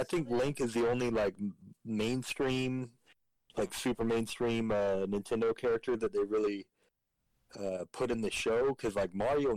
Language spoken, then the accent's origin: English; Georgia, United States; me growing up in Georgia